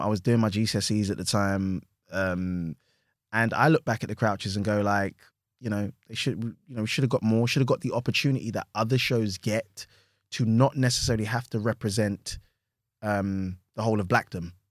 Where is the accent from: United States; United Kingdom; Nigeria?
United Kingdom; London; I'm from Hackney